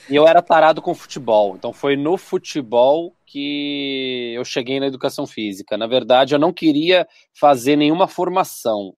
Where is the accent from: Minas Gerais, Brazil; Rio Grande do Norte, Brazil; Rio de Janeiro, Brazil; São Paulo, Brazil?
Minas Gerais, Brazil; Belo Horizonte; also born or lived in Dores do Indaiá, Minas Gerais; Eu nasci em BH, Belo Horizonte, Minas Gerais. Ah. E morei aí os cinco, seis melhores anos aí da adolescência para a idade adulta, numa cidade de 13 mil pessoas, que é interior de Minas, Dores do Indaiá